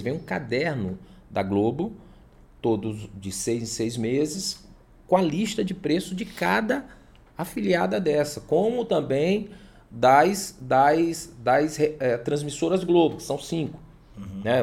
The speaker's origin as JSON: {"language": "Portuguese", "town": "São Luís", "region": "Maranhão", "country": "Brazil", "moved": "as an adult", "lives_now": "Imperatriz, Brazil", "said": "quando eu cheguei aqui há 15 anos, eu sou de São Luís"}